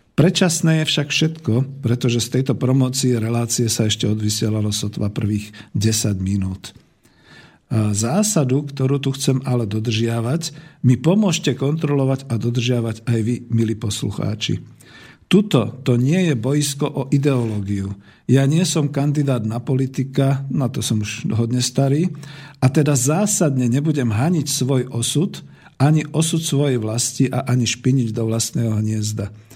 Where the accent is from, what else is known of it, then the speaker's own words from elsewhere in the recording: Slovakia; Som Slovák. Mám slovenské korene, bol som a som hrdý na svoju vlast